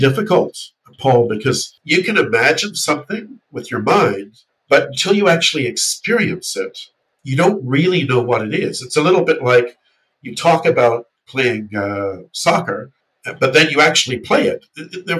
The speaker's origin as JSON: {"language": "English", "country": "New Zealand", "tie": "born or raised there", "said": "when I went to school in New Zealand"}